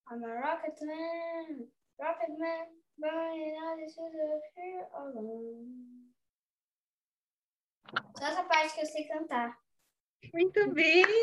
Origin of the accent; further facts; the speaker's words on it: Campinas, São Paulo, Brazil; eu tenho nove anos, eu sou de Campinas.